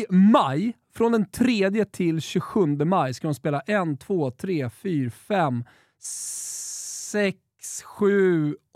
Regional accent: Sweden; Galna W som man har lite problem som svensk att uttala

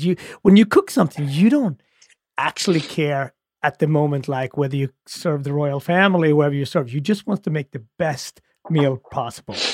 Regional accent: Sweden; I grew up in Sweden during the Soviet Union

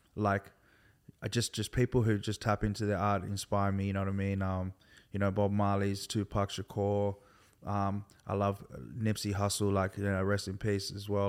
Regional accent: Sydney, New South Wales, Australia; also born or lived in Milperra, Sydney / countryside near Campbelltown; I grew up in, um, in Liverpool, particularly Hoxton Park

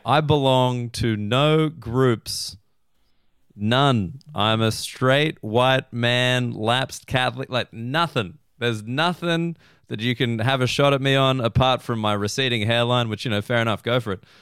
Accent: Australia; as an Australian

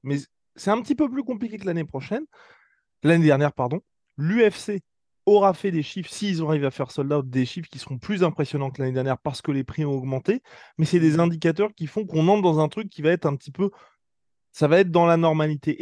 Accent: France; On est français

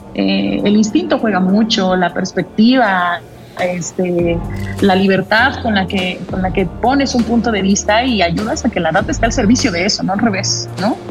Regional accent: Mexico City, Mexico; yo nací en la Ciudad de México, que siempre he vivido en la Ciudad de México

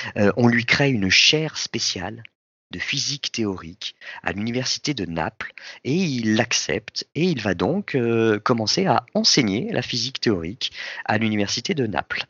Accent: France; Nous, en France

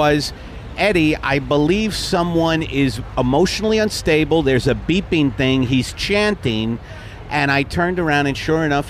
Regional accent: Brooklyn, New York, United States; I grew up in Brooklyn, my mother died alone, was it my fault?

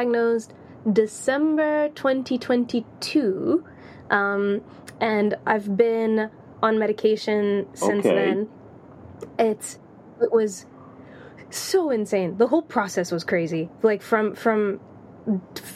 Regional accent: Tanzania; accent: American; also born or lived in Latvia; now in London, United Kingdom; growing up in Tanzania.

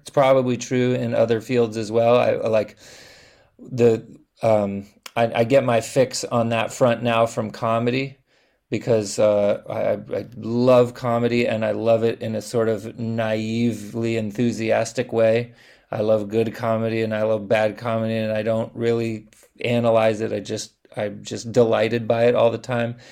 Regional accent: Los Angeles, California, United States; I'm from Los Angeles. Kenneth and I are both born and raised in Los Angeles

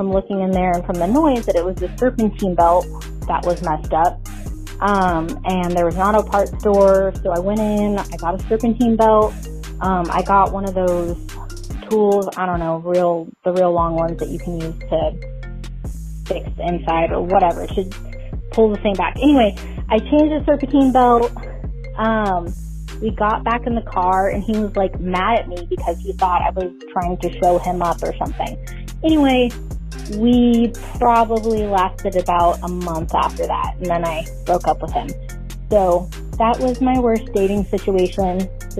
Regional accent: Sacramento, California, United States; my hometown, Sacramento

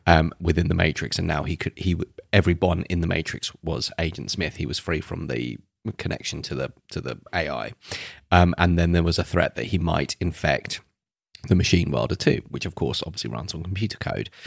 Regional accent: England, United Kingdom; we're English

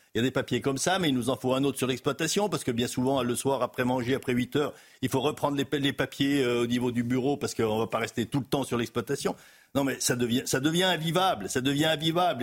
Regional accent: Haute-Savoie, Auvergne-Rhône-Alpes, France; Je suis de Haute-Savoie, éleveur laitier en Haute-Savoie

